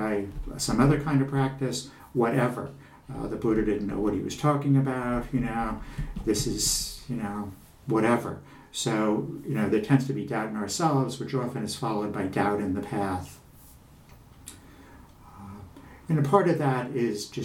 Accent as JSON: {"language": "English", "area": "Long Island", "region": "New York", "country": "United States", "tie": "born or raised there", "said": "I'm a guy from Long Island"}